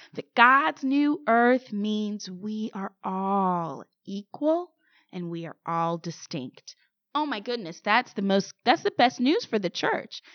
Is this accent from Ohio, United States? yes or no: no; St. Louis, Missouri, United States; Saint Louis. That's my hometown, born and raised.